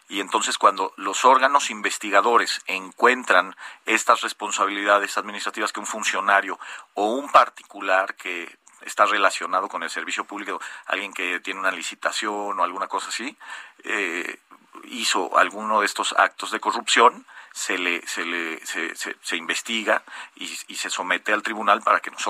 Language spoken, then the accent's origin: Spanish; Mexico; creo que sí, que como Estado mexicano vamos, hemos ido caminando